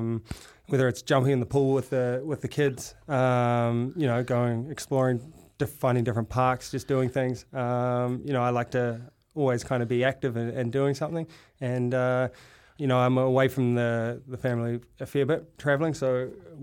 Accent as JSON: {"language": "English", "region": "Auckland", "country": "New Zealand", "tie": "born or raised there", "moved": "as an adult", "said": "I grew up on the North Shore"}